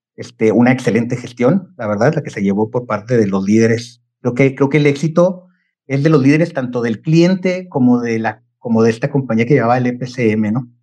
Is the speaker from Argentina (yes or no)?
no; Chihuahua, Mexico; moved away; soy, soy originario de Chihuahua, eh, nacido ahí